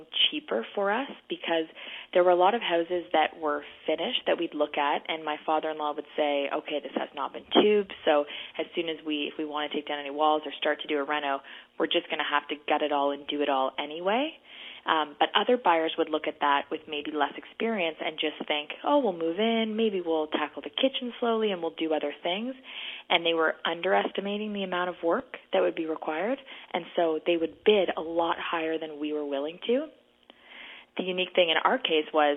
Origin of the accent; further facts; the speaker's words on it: Kingston, Ontario, Canada; now in Toronto, Canada; I grew up in Kingston, a smaller community, bigger houses